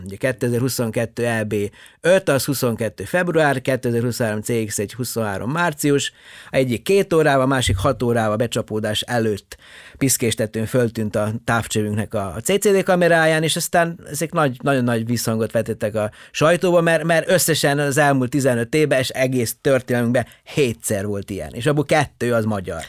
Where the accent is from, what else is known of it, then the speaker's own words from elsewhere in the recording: Subotica, Vojvodina, Serbia; first language Hungarian; moved away as an adult; also born or lived in Horgoš, Serbia / Sydney, Australia; now in Hungary; én Jugoszláviában születtem, ugye egész pontosan Szabadkán születtem